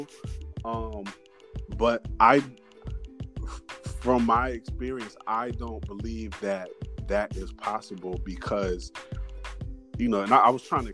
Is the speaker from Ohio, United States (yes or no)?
yes; Ohio, United States; also born or lived in California; my first day of school when I moved from California to Ohio